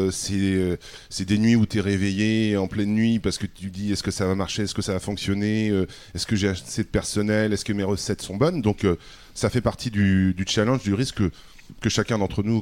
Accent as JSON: {"language": "French", "town": "Rennes", "region": "Brittany", "country": "France", "tie": "born or raised there", "also_born_or_lived": "Vern-sur-Seiche / Finistère", "moved": "yes", "lives_now": "Arcachon Bay, France", "said": "On est on est nés tous les deux à Rennes, Hugo et, moi-même, euh, Hugo et mon fils."}